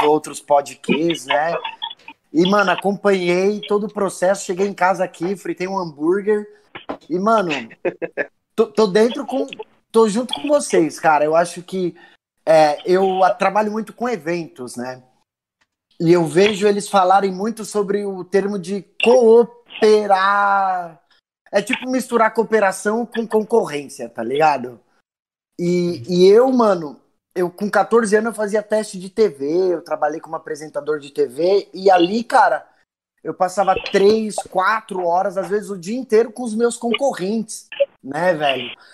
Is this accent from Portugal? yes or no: no; São Paulo, Brazil; eu sou daqui do Capão